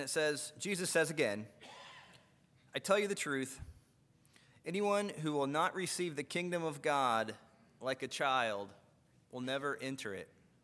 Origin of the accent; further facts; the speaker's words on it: United States; as Americans